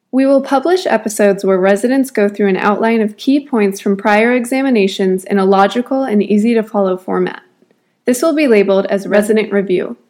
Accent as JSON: {"language": "English", "town": "Waukesha", "region": "Wisconsin", "country": "United States", "moved": "yes", "lives_now": "San Diego, United States", "said": "I'm originally from Waukesha, Wisconsin"}